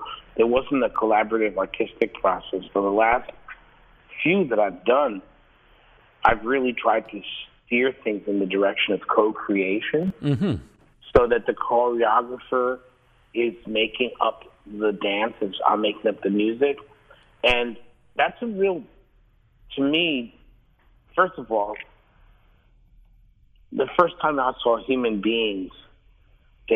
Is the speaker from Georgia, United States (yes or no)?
no; New York, United States; Growing up in New York